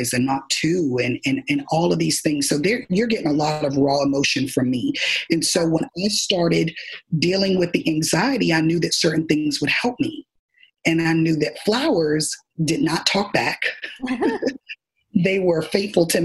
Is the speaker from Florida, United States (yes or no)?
yes; Miami, Florida, United States; I'm originally from Miami, Florida